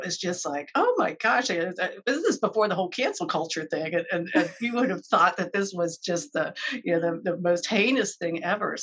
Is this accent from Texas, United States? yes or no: no; Maryland, United States; moved away as an adult; also born or lived in California; since I grew up in Maryland